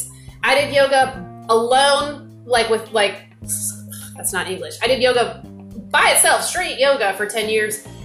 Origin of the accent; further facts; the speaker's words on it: Texas, United States; I'm from Texas.